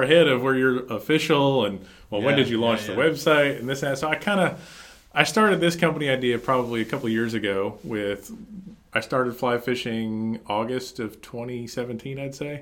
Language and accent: English; New Jersey, United States; moved away as an adult; now in North Carolina, United States; I'm originally from New Jersey, just wanted to get the heck out of New Jersey. Took a job opportunity down here with a customer.